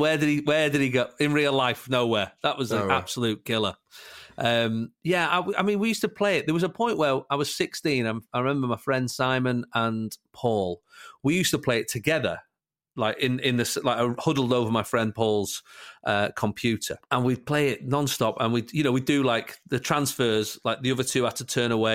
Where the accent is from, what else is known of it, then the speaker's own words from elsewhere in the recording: Salford, North West England, United Kingdom; I was born in Salford, which is a real Manchester United area as well